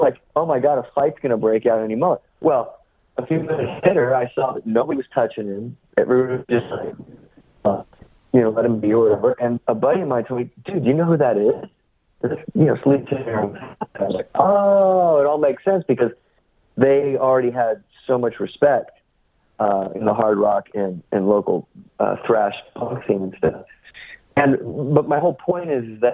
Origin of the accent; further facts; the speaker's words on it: San Francisco suburb, California, United States; growing up in the San Francisco suburb that we did